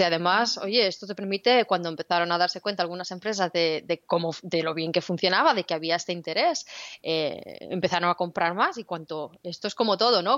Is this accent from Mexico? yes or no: no; Spain; Y yo soy de España